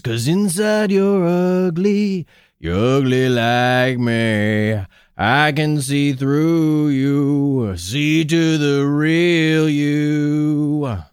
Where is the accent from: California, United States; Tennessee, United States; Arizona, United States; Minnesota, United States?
Minnesota, United States; I'm from Minnesota